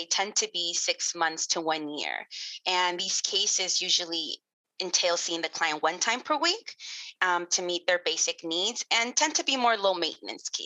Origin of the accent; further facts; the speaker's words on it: Los Angeles, California, United States; I was born and raised in Los Angeles, California